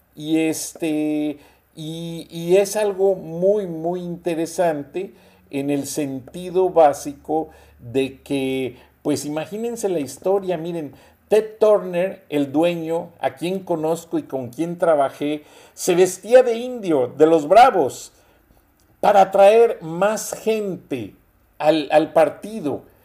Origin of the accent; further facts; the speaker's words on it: Mexico; somos los mexicanos